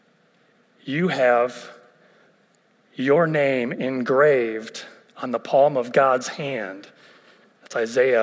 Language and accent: English; Ohio, United States; moved away as an adult; also born or lived in West Virginia; I'm originally from Ohio